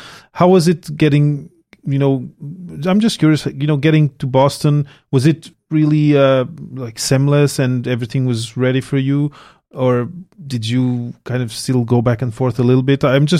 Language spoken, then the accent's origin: English; Portugal; moved away as an adult; now in Montreal, Canada; I came from Portugal to Montreal to do my PhD here.